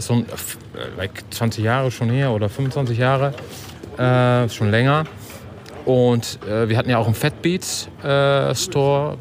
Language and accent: German; Netherlands; German is a second language; Ich bin Holländer